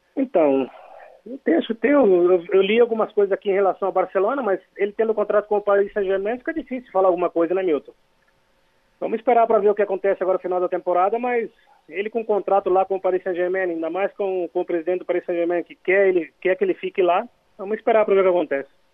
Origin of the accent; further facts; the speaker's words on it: Garça, São Paulo, Brazil; moved away as an adult; now in Spain; eu sou de Garça, não sou de, de, de Cachoeira de Itapemirim